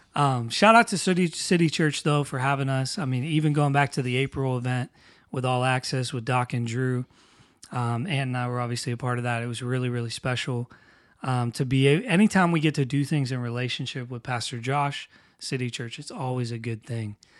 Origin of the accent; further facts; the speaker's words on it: New Castle, Pennsylvania, United States; moved away; Newcastle, Pennsylvania, which is where I'm originally from